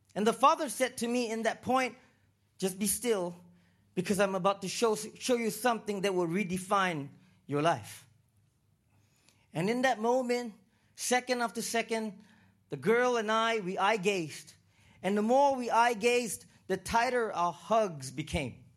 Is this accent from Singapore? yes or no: yes; Singapore; also born or lived in Toronto, Canada / Vancouver, Canada / Los Angeles, United States; now in Uganda; I was born in Singapore